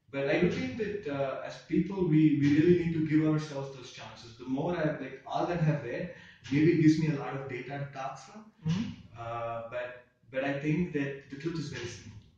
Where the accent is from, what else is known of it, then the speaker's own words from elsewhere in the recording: India; as Indian kids